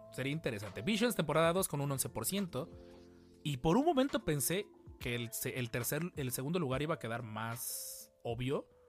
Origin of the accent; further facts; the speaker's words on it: Mexico; hay que sentirnos muy orgullosos como, como mexicanos